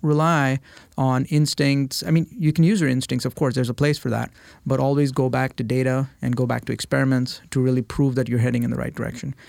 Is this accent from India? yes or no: yes; India; moved away as an adult; now in United States; I was born and raised in India